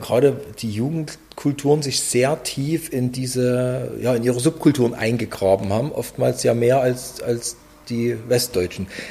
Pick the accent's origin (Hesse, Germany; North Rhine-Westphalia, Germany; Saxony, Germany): Saxony, Germany; Plauen; ich komme aus dem Vogtland, dort hatte jeder irgendein Familienmitglied mit Westverwandten